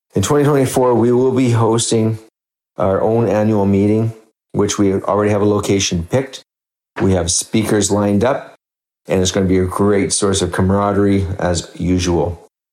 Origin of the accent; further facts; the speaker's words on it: Saskatchewan, Canada; moved away as an adult; also born or lived in Detroit / Fort Lauderdale / California; now in Regina, Canada; I was born and raised in Saskatchewan, attended the University of Saskatchewan for undergrad and dental school